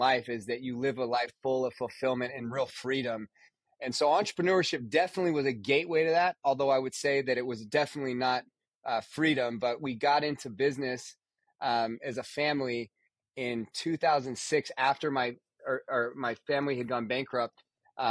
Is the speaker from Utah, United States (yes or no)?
no; Nevada, United States; I grew up in Nevada.